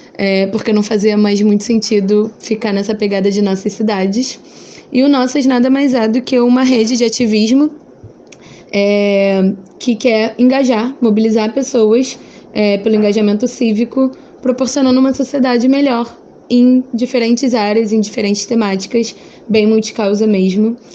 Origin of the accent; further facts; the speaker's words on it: Rio de Janeiro, Brazil; eu sou do Rio de Janeiro, moro na Zona Oeste do Rio.